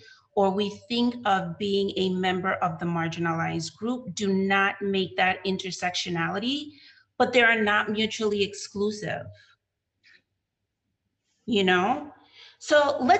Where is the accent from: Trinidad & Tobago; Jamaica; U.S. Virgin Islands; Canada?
U.S. Virgin Islands; accent: Crucian; now in United States; I go into the Cruzan